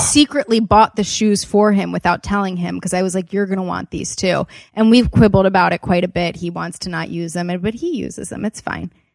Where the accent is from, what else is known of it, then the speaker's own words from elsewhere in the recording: Wilmington, Delaware, United States; also born or lived in Los Angeles; I grew up in Wilmington, Delaware